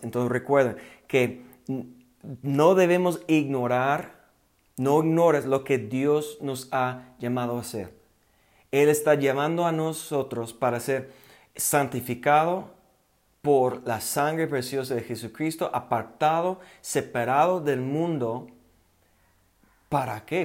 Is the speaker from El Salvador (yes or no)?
no; United States; accent: gringo; Spanish is a second language; moved away as an adult; now in Mexico; yo todavía yo hablo como gringo